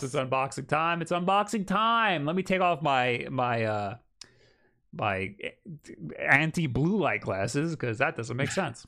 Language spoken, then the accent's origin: English; Long Island, New York, United States; accent: Long Island; now in New York City, United States; when I'm around other Long Island people, my accent gets way